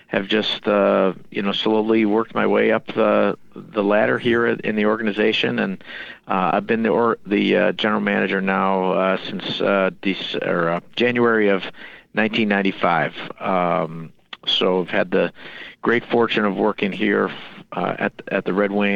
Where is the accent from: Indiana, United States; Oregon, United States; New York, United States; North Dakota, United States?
New York, United States; Rochester; work for my hometown team